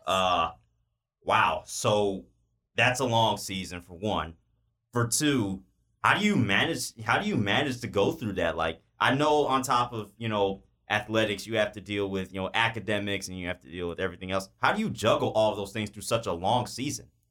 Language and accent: English; Homewood, Illinois, United States; my hometown of Homewood